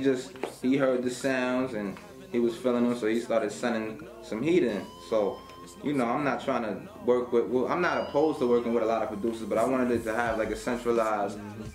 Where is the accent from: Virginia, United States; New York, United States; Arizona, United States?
New York, United States; upstate; I'm not from Miami. I'm from New York, upstate New York